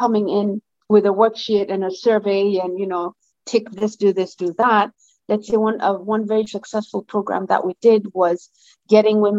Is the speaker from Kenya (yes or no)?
yes; Lamu, Lamu County, Kenya; I come from Lamu